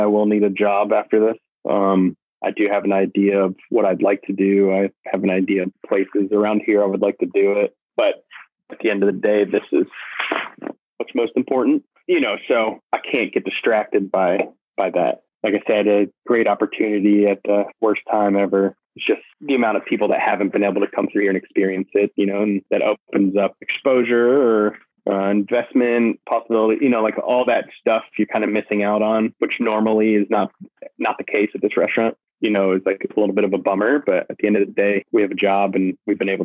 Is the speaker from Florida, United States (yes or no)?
yes; Florida, United States; growing up in Florida, most of my family on my mom's side is all from Kentucky